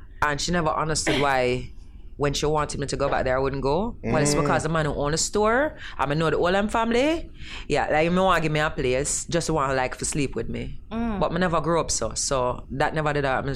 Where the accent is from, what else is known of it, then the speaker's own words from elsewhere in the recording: Jamaica; also born or lived in British Virgin Islands / Trinidad; as a Jamaican